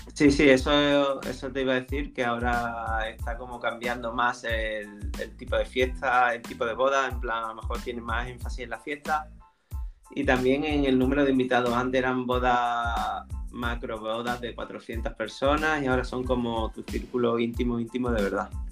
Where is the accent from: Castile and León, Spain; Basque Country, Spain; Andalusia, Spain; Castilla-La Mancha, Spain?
Andalusia, Spain; Nerja; trabajaba en la discoteca de mi pueblo, en Nerja